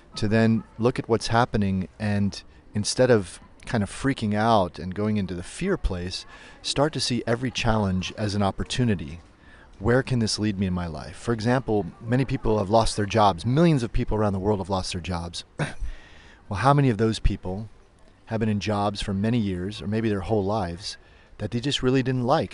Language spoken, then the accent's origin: English; United States; moved away as an adult; now in Berlin, Germany; I'm an American yoga teacher who's been living in Berlin for about 15 years